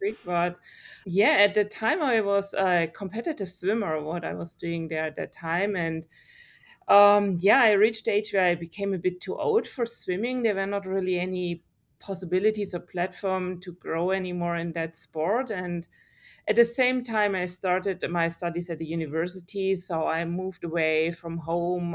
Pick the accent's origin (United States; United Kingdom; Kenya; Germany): Germany; English is a second language; moved away as an adult; now in Australia; I grew up in Germany